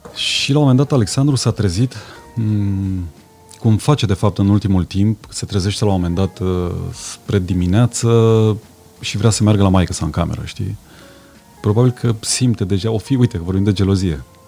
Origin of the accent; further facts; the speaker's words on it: Transylvania, Romania; Sunt și ardelean